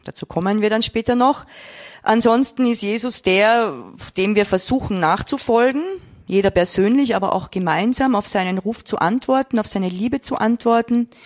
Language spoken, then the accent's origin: German; Vienna, Austria; Ich komme aus Wien